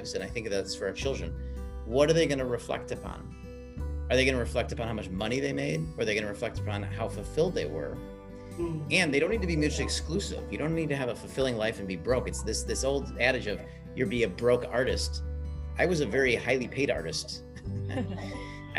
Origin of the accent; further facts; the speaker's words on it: Chicago, Illinois, United States; I grew up in Chicago here in the States